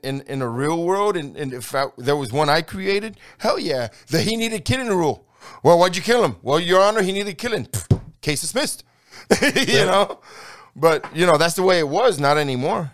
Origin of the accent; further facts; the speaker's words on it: New York City, New York, United States; now in Texas, United States; I grew up in New York City